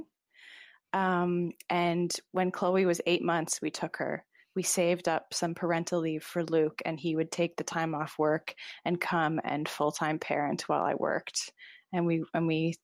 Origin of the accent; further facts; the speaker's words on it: Toronto, Ontario, Canada; moved away as an adult; also born or lived in East Coast of Canada; now in Montreal, Canada; I came to Montreal a couple of years ago, and before that I lived on the East Coast for 10 years, but I'm originally from Toronto